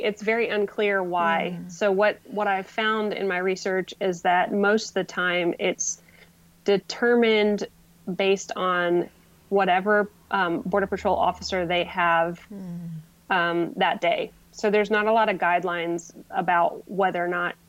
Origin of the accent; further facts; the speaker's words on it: United States; also born or lived in Mexico / Honduras; me as an outsider, I'm from the United States. I'm a white woman